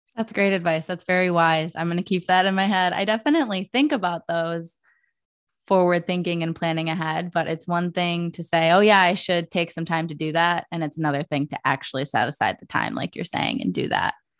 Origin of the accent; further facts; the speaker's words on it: Detroit, Michigan, United States; in Metro Detroit, where I grew up